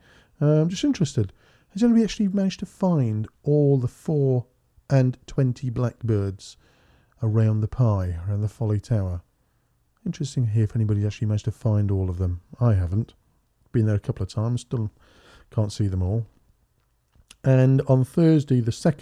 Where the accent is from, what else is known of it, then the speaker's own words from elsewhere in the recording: Faringdon, South East England, United Kingdom; I'm from Faringdon.